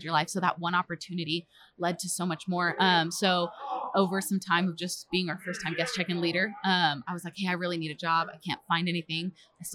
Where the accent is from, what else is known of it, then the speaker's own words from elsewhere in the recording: Springfield, Missouri, United States; I'm from Springfield, Missouri, and I'm our children's pastor at North Point Church at our Springfield location